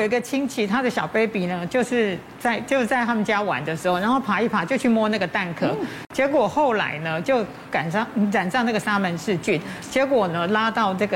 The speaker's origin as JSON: {"language": "Chinese", "country": "Taiwan", "said": "我们台湾人一年吃掉米的这个公斤数大概是四十几公斤"}